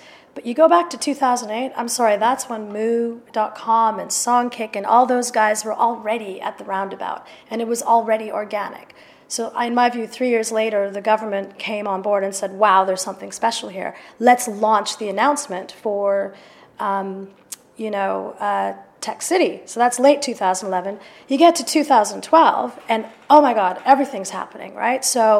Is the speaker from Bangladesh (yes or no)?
no; London, United Kingdom; but I'm a European. Despite this accent, I am a European. I'm a proud European. And I'm a Londoner, and I'm a proud Londoner.